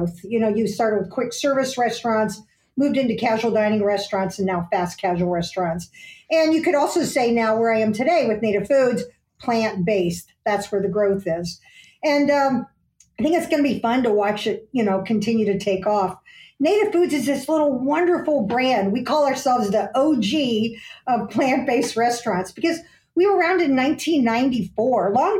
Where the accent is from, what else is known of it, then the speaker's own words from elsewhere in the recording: Aurora, Illinois, United States; we grew up in Aurora, Illinois